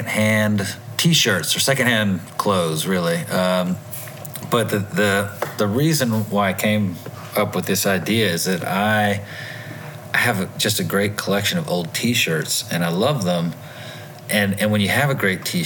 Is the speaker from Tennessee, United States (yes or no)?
yes; Tennessee, United States; moved away as an adult; also born or lived in Asia; I moved back to my home state of Tennessee